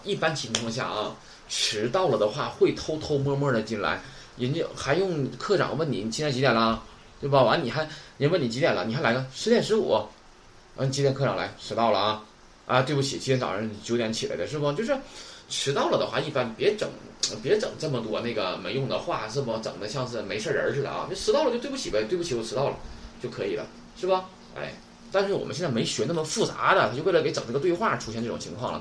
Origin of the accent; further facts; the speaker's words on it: China; 咱们中国人打中文的时候是不是用汉语拼音的多一些呀